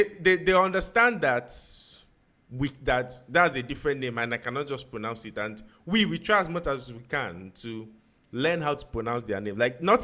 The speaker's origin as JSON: {"language": "English", "country": "Nigeria", "said": "even as a Nigerian"}